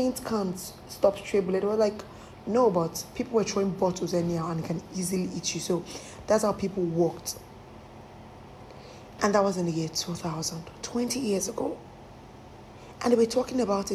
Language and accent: English; Lagos, Nigeria; I come from Mushi